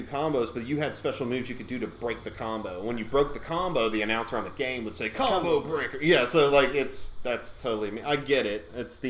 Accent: Georgia, United States; also born or lived in Connecticut; Yeah, I moved to Georgia when I was 5.

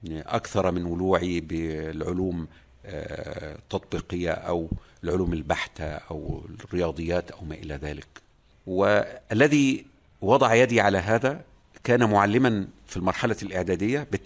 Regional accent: coast, Egypt; نحن أبناء الساحل تستهوينا الإسكندرية وليس القاهرة على أني أكرهت على الذهاب إلى القاهرة

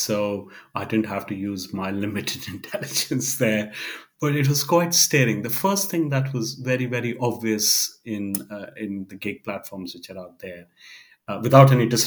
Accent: India; I come from India

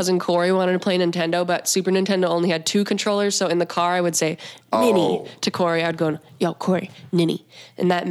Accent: Montana, United States; I'm from Montana

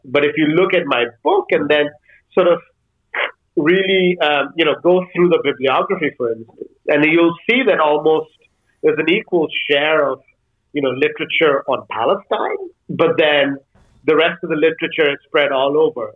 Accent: India; moved away as an adult; now in Denmark; I grew up in India. So in some ways, the first 18 years of my life, I was in and around

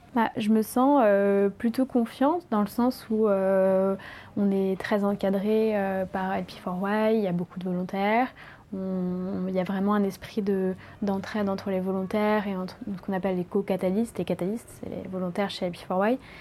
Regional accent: Paris, Île-de-France, France; moved away as an adult; je viens de Paris

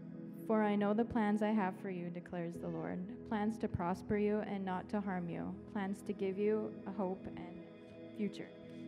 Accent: Warrenville, Illinois, United States; I'm from Warrenville.

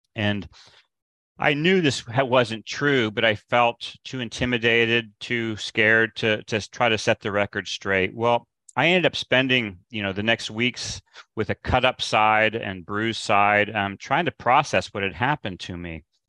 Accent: Midwest, United States; I grew up in the Midwest

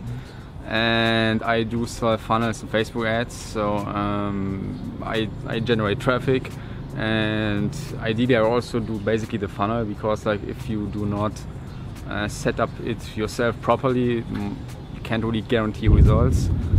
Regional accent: Germany; English is a second language; I'm coming from Germany, born and raised.

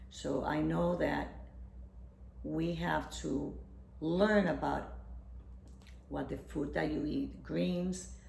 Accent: Puerto Rico; I'm from Puerto Rico. So the, health, the, the diets are rich in carbohydrates and fried foods

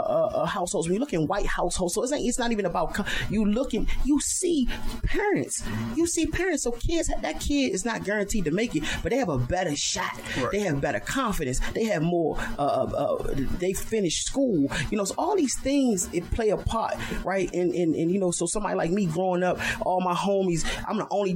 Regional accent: Washington, District of Columbia, United States; I'm from Washington, D.C. My father went to prison in 1989

